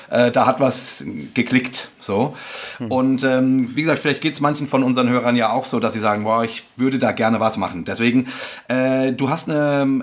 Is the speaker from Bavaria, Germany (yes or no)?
no; Hesse, Germany; Wir sind ja aus Hessen.